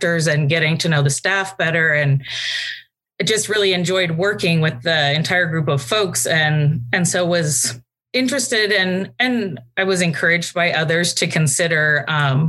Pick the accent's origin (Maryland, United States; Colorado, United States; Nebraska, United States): Nebraska, United States; Lincoln; moved away as an adult; also born or lived in Germany; now in Washington, D.C., United States; I grew up just outside of Lincoln, Nebraska